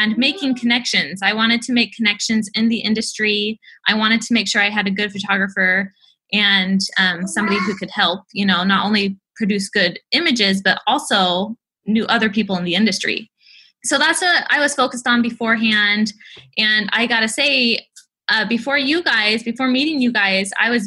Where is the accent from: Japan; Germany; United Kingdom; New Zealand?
Japan; now in United States; I grew up in Japan